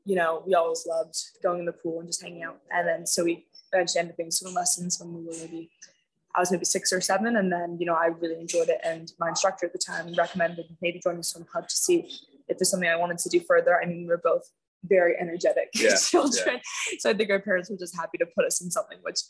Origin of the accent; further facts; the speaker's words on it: Bermuda; I went to school there